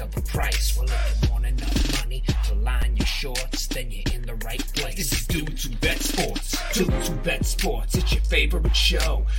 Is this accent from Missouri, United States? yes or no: yes; Aurora, Missouri, United States; we were from Missouri